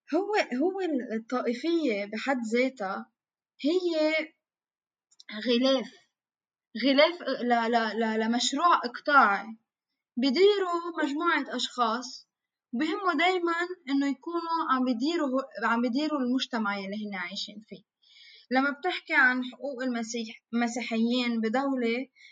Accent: Lebanon; وجودنا كلبنانيين كمواطنين

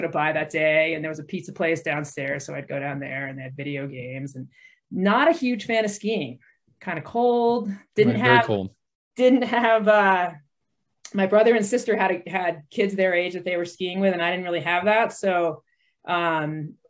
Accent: Vermont, United States; I grew up in Vermont

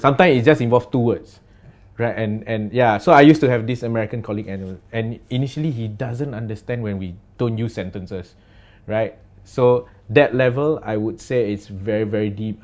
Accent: Singapore; we are from Singapore and this is what we sound like

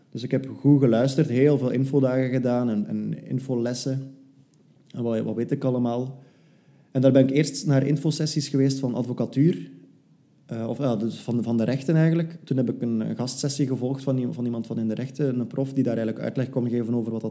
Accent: Flanders, Belgium; now in Brussels, Belgium; Ik ben afkomstig uit West-Vlaanderen, maar ik probeer dat zo goed mogelijk te verbergen. Ik heb eh, in Leuven gestudeerd en nu woon ik ondertussen ook al bijna twee jaar in Brussel.

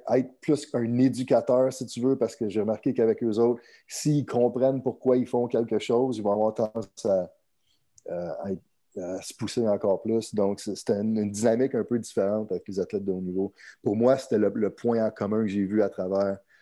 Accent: Montreal, Quebec, Canada; Je suis originaire de, de Montréal, au Québec, Canada

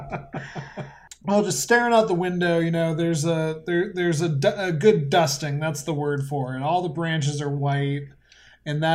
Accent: Colorado, United States; now in Asheville, United States; I grew up in Colorado

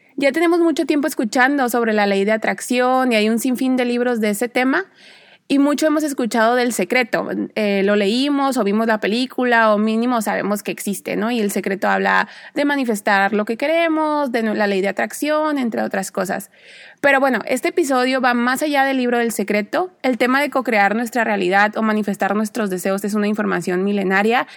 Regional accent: Mexico; moved away as an adult; also born or lived in Spain / Mexico City / Cuernavaca; soy mexicana

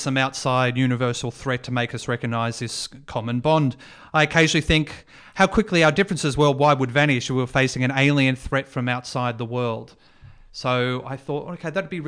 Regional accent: Mount Eliza, Victoria, Australia; I grew up in Mount Eliza, went to Padua College

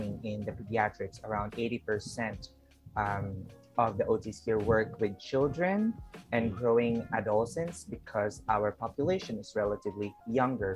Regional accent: Philippines; I'm an occupational therapist from the Philippines.

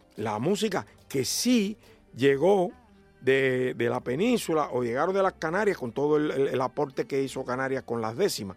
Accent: Cuba

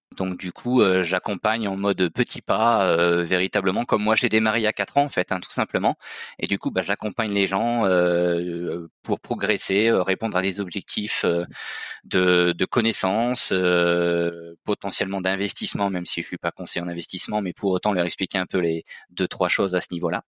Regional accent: Nord-Pas-de-Calais, Hauts-de-France, France; moved away as an adult; now in Auvergne-Rhône-Alpes, France; Je suis originaire du Nord-Pas-de-Calais et donc je m'étais déplacé pour les études.

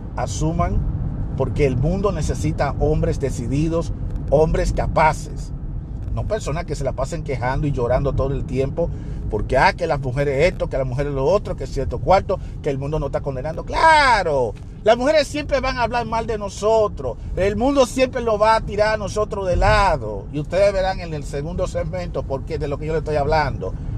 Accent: Dominican Republic; moved away; en mi país, el país que me vio nacer, que es en la República Dominicana

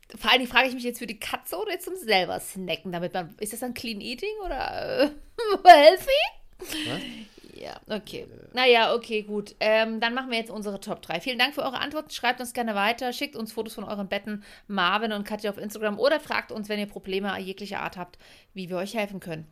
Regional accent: Leipzig, Saxony, Germany; Und ich bin ja laut Pass Sächsin, also ich bin Leipzigerin

